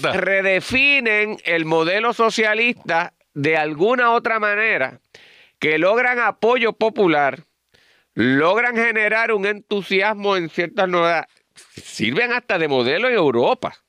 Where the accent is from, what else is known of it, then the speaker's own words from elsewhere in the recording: Puerto Rico; nosotros los puertorriqueños